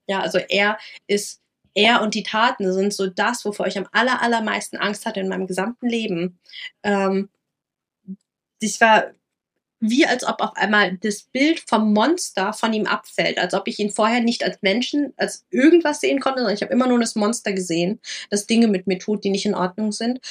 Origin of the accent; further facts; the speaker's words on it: Lower Saxony, Germany; moved away; also born or lived in Rhineland-Palatinate; in äh, Niedersachsen passiert, mhm. wo ich aufgewachsen bin